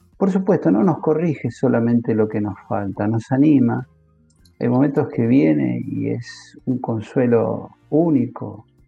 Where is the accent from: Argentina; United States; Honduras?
Argentina; como en Argentina decimos